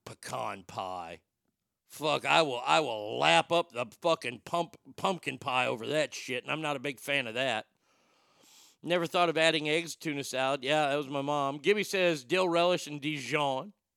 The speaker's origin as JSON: {"language": "English", "town": "Garland", "region": "Texas", "country": "United States", "tie": "born or raised there", "said": "I grew up in Garland"}